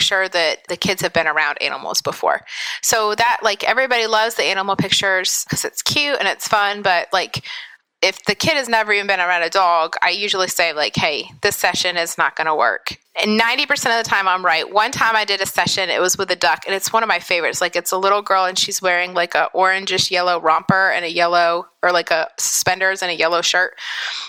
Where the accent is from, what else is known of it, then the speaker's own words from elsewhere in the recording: Pennsylvania, United States; moved away as an adult; now in West Virginia, United States; I live in West Virginia. I grew up in Pennsylvania and then went to college in West Virginia